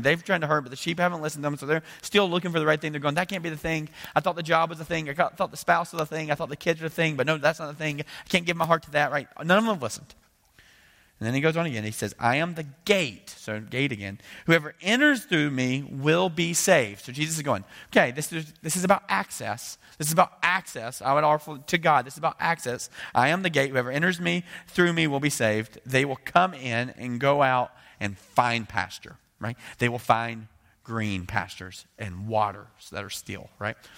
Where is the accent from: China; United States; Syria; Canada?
United States; as an American